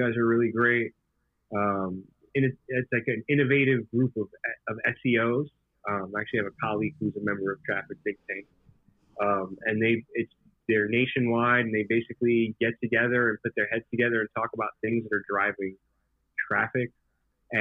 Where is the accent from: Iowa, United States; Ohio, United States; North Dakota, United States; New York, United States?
New York, United States; also born or lived in Puerto Rico; I grew up part of my childhood in Puerto Rico, right? And I came from Puerto Rico back to New York to public school in Brooklyn